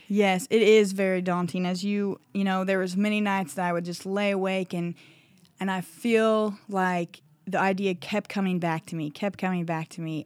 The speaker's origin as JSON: {"language": "English", "region": "Iowa", "country": "United States", "tie": "born or raised there", "moved": "yes", "lives_now": "Vian, Oklahoma, United States", "said": "my small town in Iowa"}